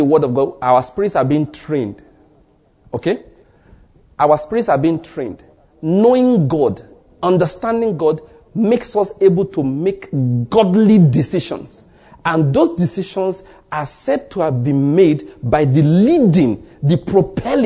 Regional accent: Ondo, Nigeria; moved away as an adult; also born or lived in Edo State / Taraba State / Lagos State; now in Enugu, Nigeria; I was born and bred in Ondo State, schooled in Edo State

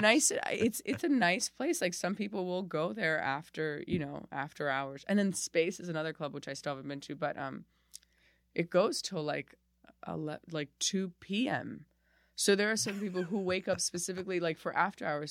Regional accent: Miami, Florida, United States; moved away as an adult; now in New York, United States; I was there from, like, zero to twenty-eight

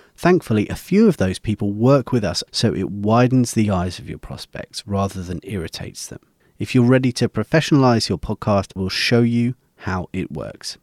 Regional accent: United Kingdom; my home country of the U K

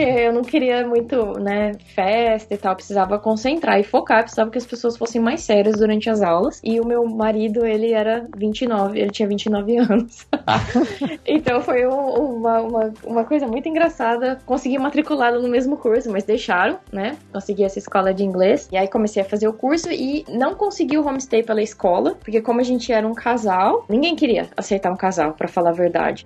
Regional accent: Urupês, São Paulo, Brazil; moved away as an adult; also born or lived in São Carlos / Campinas; now in London, United Kingdom; eu saí lá do interior de São Paulo, é uma cidadezinha que se chama Urupês

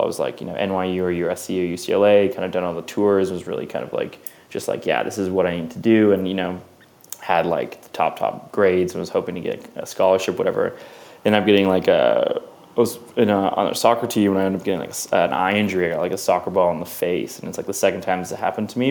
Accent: Vancouver, British Columbia, Canada; moved away; I grew up in Vancouver

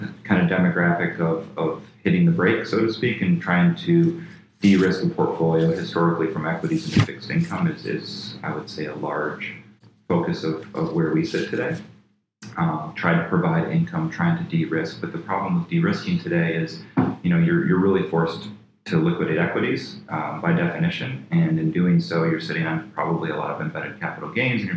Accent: Flint, Michigan, United States; moved away; I grew up in Flint, Michigan, very blue-collar

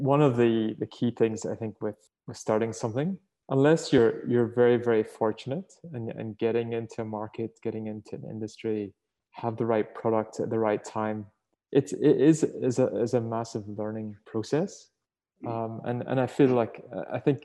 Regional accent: Northern Ireland, United Kingdom; moved away as an adult; now in Australia; you can tell from my accent, I'm not originally from here. So I sort of, right? From Ireland, sorry, Northern Ireland

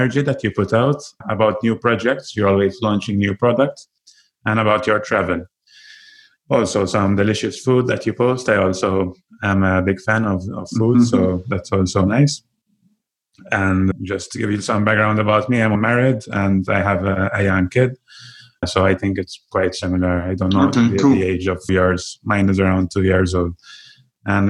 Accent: Malta; I'm from Malta

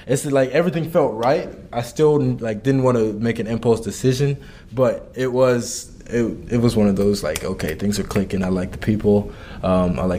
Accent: Kansas City, Missouri, United States; moved away as an adult; now in Madison, United States; I'm from Kansas City, and I went to an all-boys high school, Rockhurst High School

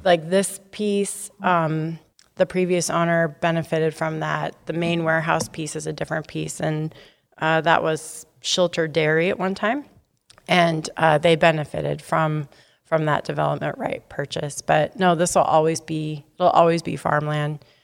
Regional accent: Sumner, Washington, United States; we're both from Sumner.

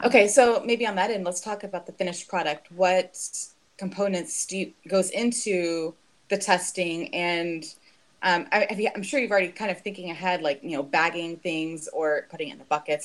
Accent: Fort Worth, Texas, United States; now in Houston, United States; I'm from Fort Worth originally

